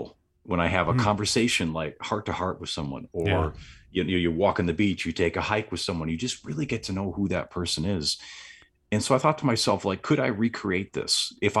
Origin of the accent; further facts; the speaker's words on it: Random Lake, Wisconsin, United States; so I'm from Southeast Wisconsin, a really small town. Oddly enough, it's called Random Lake, and I get a lot of jokes about that because yes, there's a lake there, and that is pretty random.